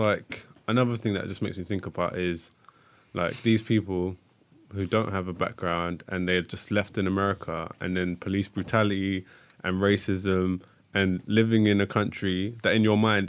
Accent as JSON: {"language": "English", "region": "England", "country": "United Kingdom", "said": "I'm from England. I'm from the UK, but I know I'm from Nigeria."}